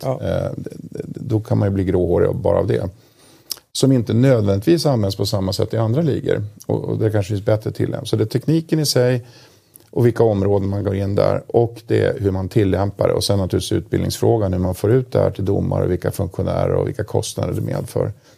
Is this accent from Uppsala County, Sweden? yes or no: yes; Uppsala, Uppsala County, Sweden; jag kommer från Uppsala